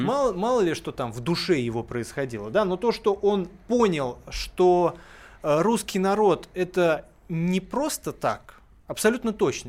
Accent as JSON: {"language": "Russian", "country": "Russia", "tie": "born or raised there", "said": "у меня дом в деревне, где я вот вырос, э, полгода проводил, он находится на границе Тверской области"}